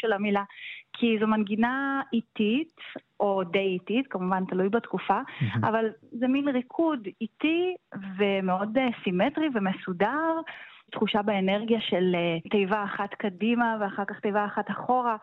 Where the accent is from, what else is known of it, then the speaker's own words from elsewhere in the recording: Rehovot, Central District, Israel; also born or lived in Nuremberg, Germany; אני ילידת רחובות ולמדתי כאן בקונסרבטוריון